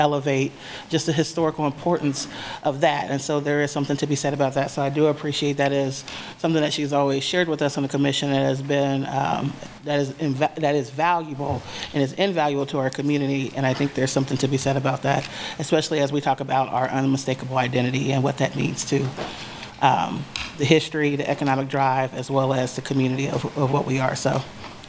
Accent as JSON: {"language": "English", "town": "Wichita", "region": "Kansas", "country": "United States", "tie": "born or raised there", "moved": "yes", "lives_now": "Lawrence, United States", "said": "I grew up in Wichita"}